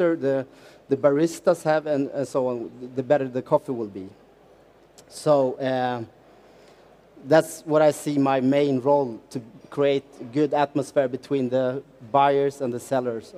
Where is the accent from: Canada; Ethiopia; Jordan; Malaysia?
Ethiopia; now in Stockholm, Sweden; I was born in Ethiopia, and I live now in Sweden, Stockholm.